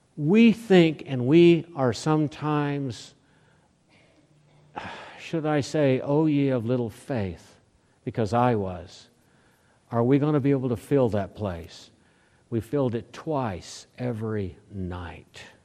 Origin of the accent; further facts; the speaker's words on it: Oklahoma City, Oklahoma, United States; moved away; also born or lived in Lincoln, Nebraska / Oceanside, California / Hawaii; when I grew up in Oklahoma, Oklahoma City